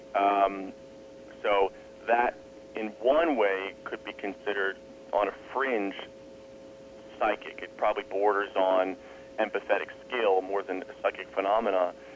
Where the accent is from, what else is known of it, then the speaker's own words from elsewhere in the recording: East Coast, United States; I'm from the East Coast